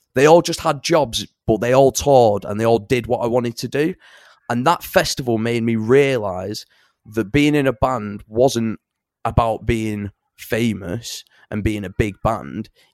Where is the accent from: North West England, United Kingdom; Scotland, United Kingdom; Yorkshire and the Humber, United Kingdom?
North West England, United Kingdom; Salford / Bury; also born or lived in Bangor, Wales; I grew up, I was born in Salford and then I grew, I spent, like, my teenage years up in, like, North Bury